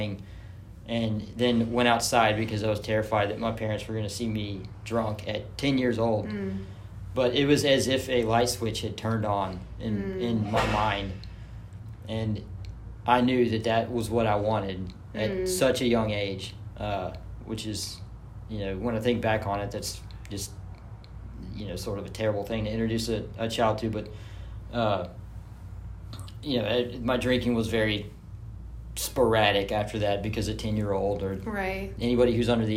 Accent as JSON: {"language": "English", "town": "Germantown", "region": "Tennessee", "country": "United States", "tie": "born or raised there", "said": "I grew up in Germantown."}